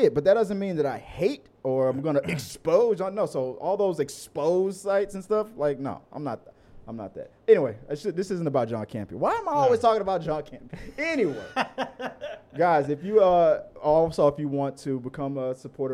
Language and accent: English; Houston, Texas, United States; We're from Houston